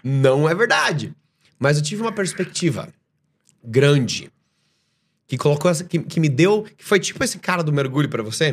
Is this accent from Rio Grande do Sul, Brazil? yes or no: no; Joinville, Santa Catarina, Brazil; moved away as an adult; also born or lived in Estonia / Dubai; eu sou de Joinville, Santa Catarina